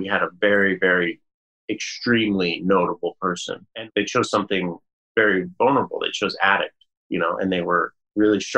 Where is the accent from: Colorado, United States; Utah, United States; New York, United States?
Colorado, United States; growing up in Colorado